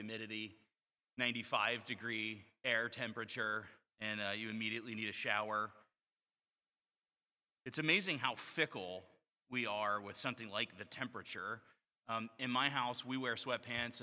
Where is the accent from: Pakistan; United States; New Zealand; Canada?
United States; Florida; moved away; I grew up in Florida